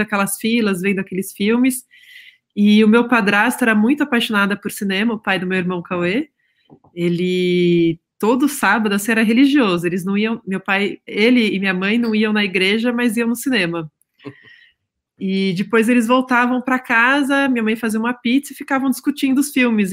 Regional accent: São Paulo, Brazil; São Paulo, é, perto ali da Avenida Paulista, no bairro da Bela Vista, em 1984

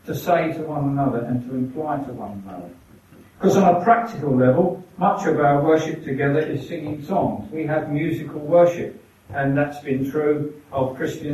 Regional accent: England, United Kingdom; We're English

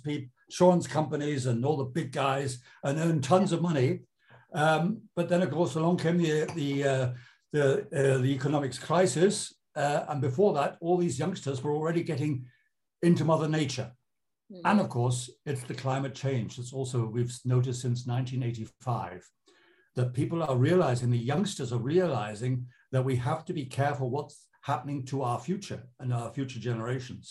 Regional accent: United Kingdom; moved away as an adult; now in Germany; I'm British from birth.

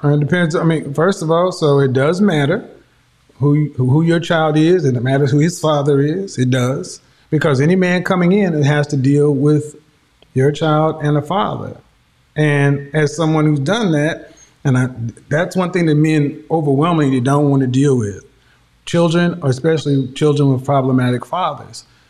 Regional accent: Oklahoma, United States; I'm from Oklahoma

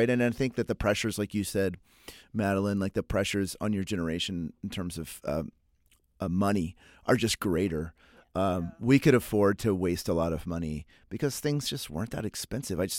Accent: Oklahoma, United States; also born or lived in Texas; So I was born in Texas and raised in Oklahoma, so y'all comes naturally to me. I grew up yallin' and fixin' to and hollering at people

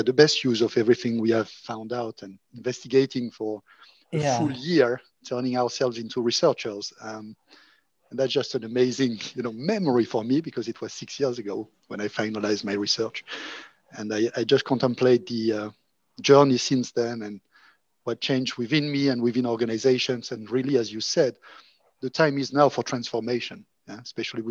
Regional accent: Monaco; moved away; also born or lived in France / Oxford / Berlin; I'm originally from Monaco

